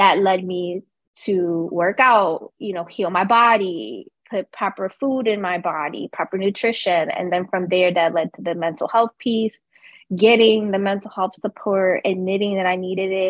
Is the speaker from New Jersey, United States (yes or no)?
yes; Camden, New Jersey, United States; born and raised in Camden, New Jersey